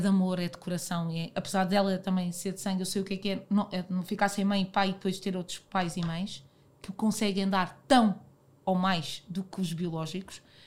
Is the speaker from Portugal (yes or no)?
yes; Portugal; eu, como portuguesa